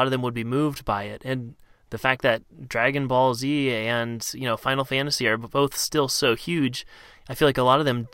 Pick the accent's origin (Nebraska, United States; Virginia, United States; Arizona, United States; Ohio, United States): Ohio, United States; Cincinnati; I grew up in Ohio